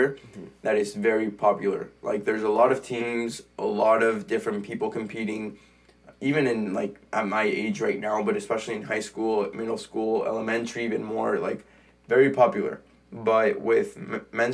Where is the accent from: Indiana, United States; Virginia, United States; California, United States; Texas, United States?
California, United States; I'm from California